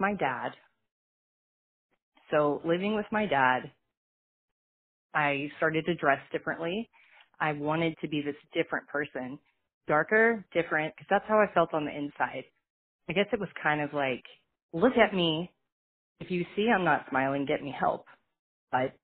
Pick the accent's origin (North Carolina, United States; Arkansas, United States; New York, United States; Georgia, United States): Arkansas, United States; Fort Smith; I was born in Fort Smith, Arkansas, to my mother, who was 15 years old